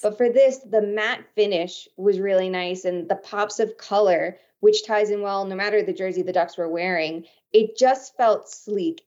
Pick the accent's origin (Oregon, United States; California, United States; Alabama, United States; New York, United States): New York, United States; Long Island; I grew up on Long Island